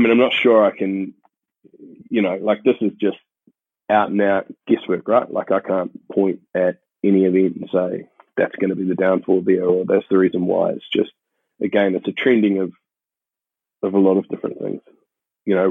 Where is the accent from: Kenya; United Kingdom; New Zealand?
New Zealand; moved away; I had the benefit, I guess, of growing up in New Zealand, where we consider ourselves like super uncorrupt